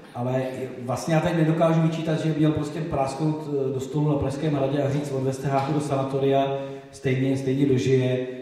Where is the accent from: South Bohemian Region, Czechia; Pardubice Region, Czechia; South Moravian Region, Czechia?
South Bohemian Region, Czechia; Dačice / Slavonice area; Já jsem z Dašicka, z Slavonicka, to jsou ty hranice, kde- kde byly ty přepady v rámci jako s- s Slavonice, Dašice, Česko-německý prostředí.